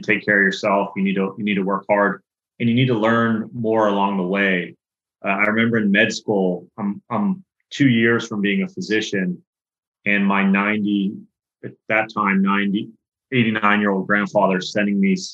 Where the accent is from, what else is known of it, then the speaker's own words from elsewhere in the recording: Pittsburgh, Pennsylvania, United States; I grew up in Pittsburgh, Pennsylvania